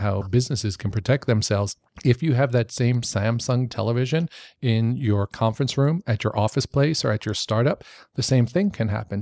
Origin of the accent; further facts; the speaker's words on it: New York, United States; I grew up in New York.